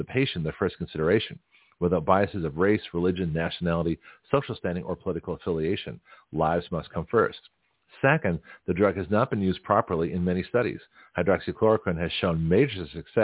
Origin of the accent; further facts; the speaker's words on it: Lexington, United States; now in Milton, Florida, United States; where I grew up in Lexington